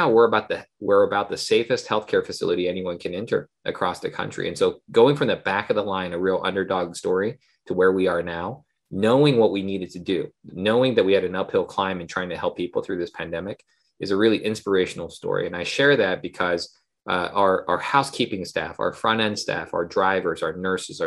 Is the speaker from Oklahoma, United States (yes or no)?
yes; Oklahoma, United States; moved away; also born or lived in Seoul, South Korea / North Carolina / Baltimore; from Seoul, South Korea originally, but I grew up in Oklahoma